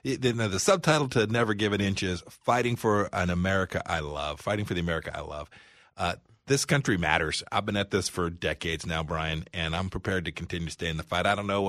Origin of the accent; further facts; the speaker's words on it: Kansas, United States; Kansas, my home state?